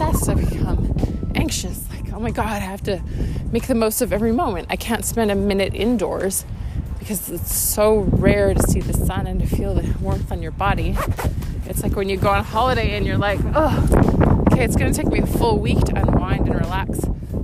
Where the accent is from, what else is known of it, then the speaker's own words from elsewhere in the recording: Winnipeg, Manitoba, Canada; being Canadian and being from the prairies and from Winnipeg and from my family